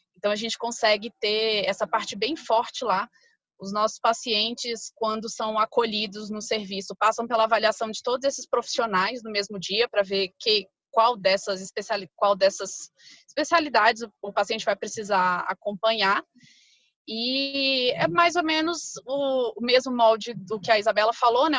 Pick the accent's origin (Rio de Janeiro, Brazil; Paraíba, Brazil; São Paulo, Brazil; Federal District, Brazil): Federal District, Brazil; Brasília; eu nasci em Brasília, sempre morei aqui em Brasília